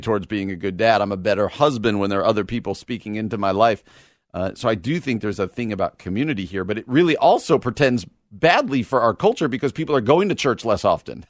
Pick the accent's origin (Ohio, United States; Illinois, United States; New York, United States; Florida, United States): Illinois, United States; Chicago; I'm from Chicago.